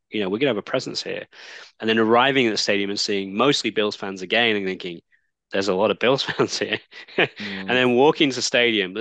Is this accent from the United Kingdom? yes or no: yes; Manchester, North West England, United Kingdom; I grew up in Manchester